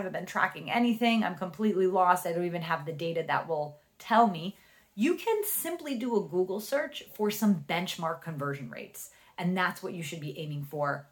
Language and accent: English; New Jersey, United States; accent: Jersey; my Jersey accent